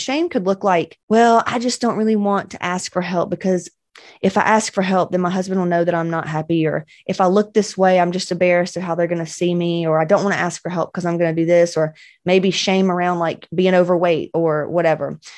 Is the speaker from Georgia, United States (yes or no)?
yes; Cedartown, Georgia, United States; also born or lived in Cobb County, Georgia; I'm from West Georgia, baby